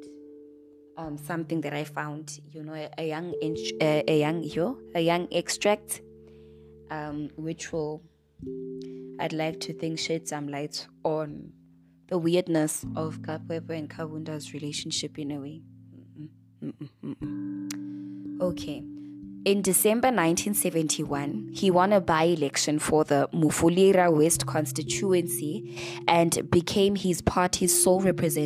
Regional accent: South Africa; South Africans

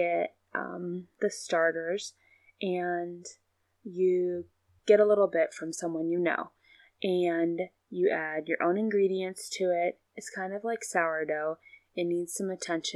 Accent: Ohio, United States; Alma and I both live in Amish country, Ohio. I have actually lived here my entire life

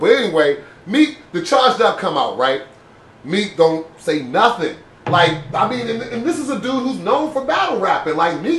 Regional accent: Philadelphia, Pennsylvania, United States; I mean, as a Philadelphian, why is it that?

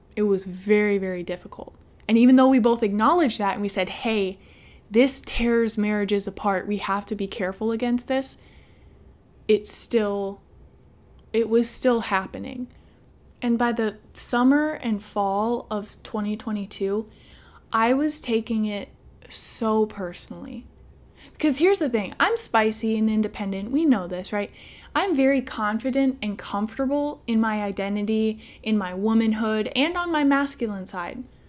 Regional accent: Midwest, United States; I'm from the Midwest

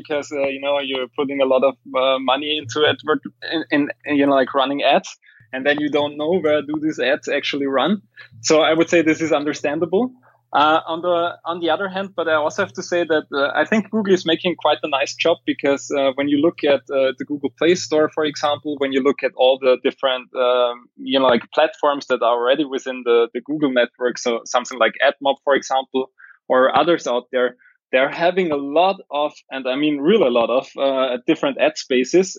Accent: Austria; I'm from Austria and we have the German mentality over here

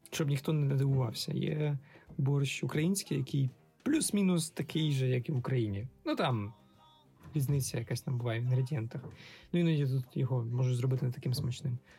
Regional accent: Vinnytsia, Vinnytsia Oblast, Ukraine; Абсолютно, я з Вінниці

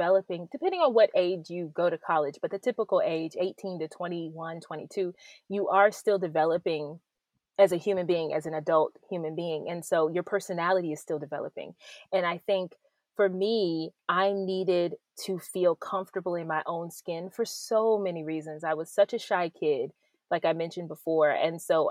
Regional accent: Clayton County, Georgia, United States; I grew up in Clayton County in Georgia

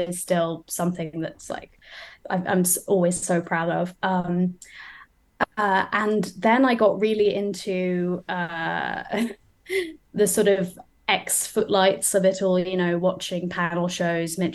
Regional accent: Wolverhampton, West Midlands, United Kingdom; also born or lived in United States; I was raised largely in Wolverhampton

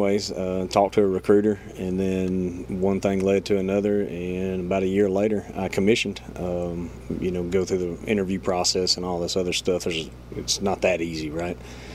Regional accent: Ardmore, United States; I'm from Ardmore. I graduated high school in 2000

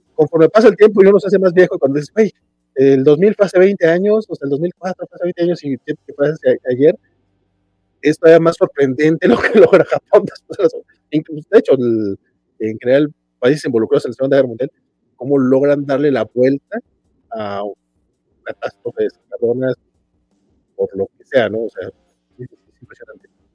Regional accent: Mexico; acá como mexicano

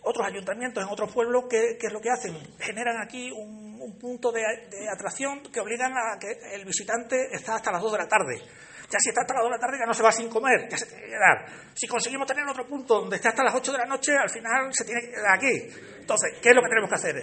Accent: Alange, Extremadura, Spain; Mi pueblo es el más bonito.

